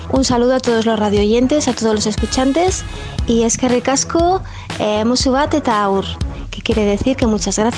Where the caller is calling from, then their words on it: Bilbao, Basque Country, Spain; de Bilbao y te quería pedir que esta semana me dedicases una canción.